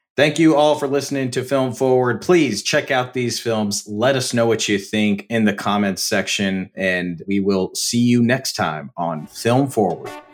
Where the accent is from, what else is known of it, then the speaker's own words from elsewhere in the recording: Pomona, California, United States; my hometown, partially shot in Pomona, California, P-Town